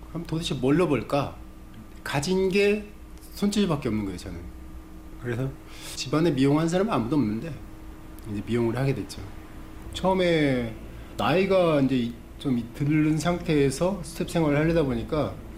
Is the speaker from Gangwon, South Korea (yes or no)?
no; Jangsu, North Jeolla, South Korea; now in Seoul, South Korea; 고향은 전라북도 장수예요. 장수는 완전히 깡촌이에요, 사실은.